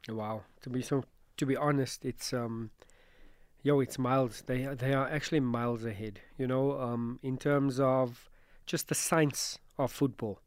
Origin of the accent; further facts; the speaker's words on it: Johannesburg, Gauteng, South Africa; I'm from Joburg